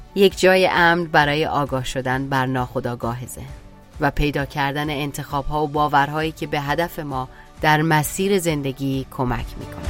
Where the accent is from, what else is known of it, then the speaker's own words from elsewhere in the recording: Iran; moved away; توی ایران هم که بودم مهاجرت کردم